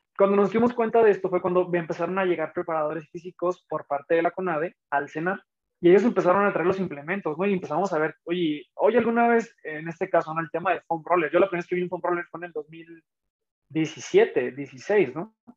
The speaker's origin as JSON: {"language": "Spanish", "town": "Tijuana", "region": "Baja California", "country": "Mexico", "tie": "born or raised there", "also_born_or_lived": "Guanajuato", "moved": "yes", "said": "yo nací en Tijuana"}